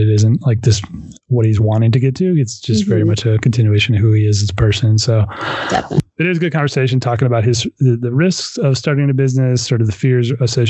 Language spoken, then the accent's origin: English; South Bend, Indiana, United States; moved away; I grew up in South Bend, northern part of Indiana.